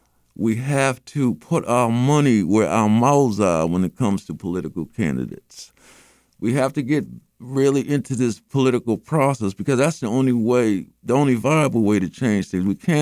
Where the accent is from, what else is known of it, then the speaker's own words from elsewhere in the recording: United States; as American citizens, as Black American citizens.